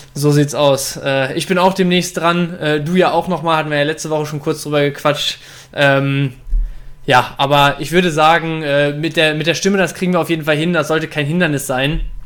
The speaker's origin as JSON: {"language": "German", "town": "Dortmund", "region": "North Rhine-Westphalia", "country": "Germany", "tie": "born or raised there", "moved": "yes", "lives_now": "Bielefeld, Germany", "said": "ich bin ja nicht nur Bielefelder hier, weil ich seit Ewigkeiten hier lebe, ich bin auch gebürtiger Dortmunder"}